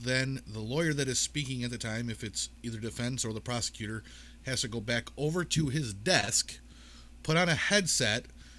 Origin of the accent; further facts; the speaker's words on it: United States; also born or lived in New York State; I'm an American.